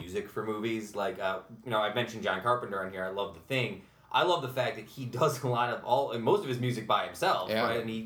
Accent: Utica, New York, United States; I grew up in South Utica

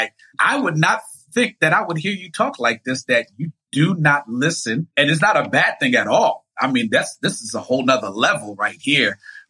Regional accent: Haiti; But like Fridays, because I'm from Haiti, my father, like, I guess made it a mandate to put music in me as a child.

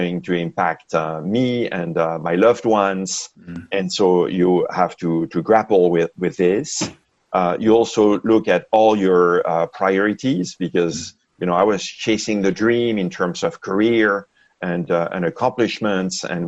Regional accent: France; moved away as an adult; also born or lived in Seattle, Washington, United States; now in Bay Area, United States; I grew up in France, and I came to the U.S. for grad school in the mid-80s in Seattle, Washington, where I met my wife.

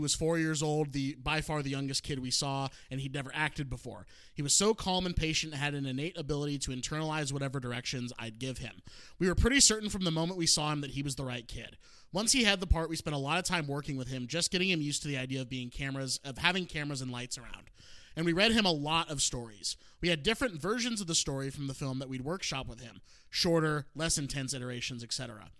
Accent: Wisconsin, United States; I grew up in Wisconsin.

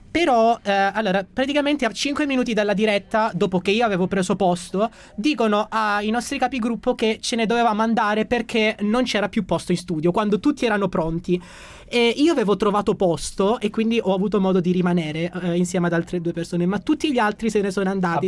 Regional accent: Gioia Tauro, Calabria, Italy; moved away as an adult; now in Rome, Italy; sono originario di Gioia Tauro, in provincia di Reggio Calabria e vivo a Roma qui da quattro anni

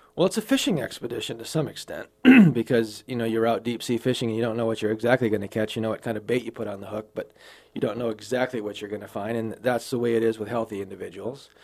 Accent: Wild Rose, Wisconsin, United States; now in Sioux Falls, United States; I grew up on a dairy farm in Wisconsin

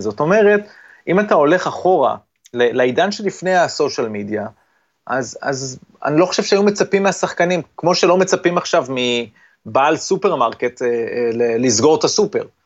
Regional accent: Israel

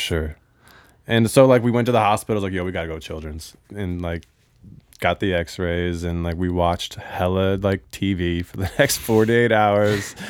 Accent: Bellevue, Washington, United States; born or raised there; also born or lived in Honolulu, Hawaii

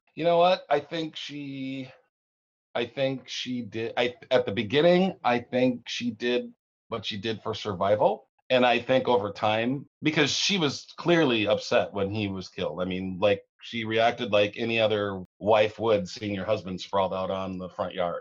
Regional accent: the South, United States; now in Minnesota, United States; I was born in the South

